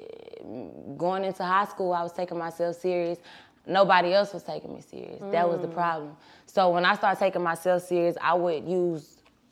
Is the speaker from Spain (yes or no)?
no; Atlanta, Georgia, United States; also born or lived in Little Rock, Arkansas / Fort Lauderdale, Florida; Sixth grade, I moved to Atlanta. Been here since. Started off on the east side, and I done been to school in every county in Atlanta, so in metro Atlanta